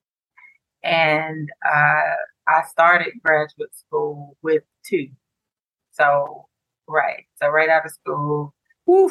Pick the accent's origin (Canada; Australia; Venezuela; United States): United States; Decatur, Georgia; also born or lived in Atlanta; I'm from Atlanta, you know, grew up in Decatur, went to school here, went to college here